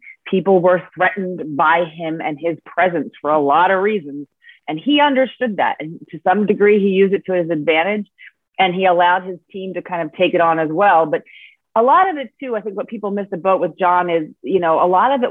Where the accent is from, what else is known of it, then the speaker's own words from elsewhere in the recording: New Jersey, United States; I'm from New Jersey. I grew up, obviously, as a fan of the Big East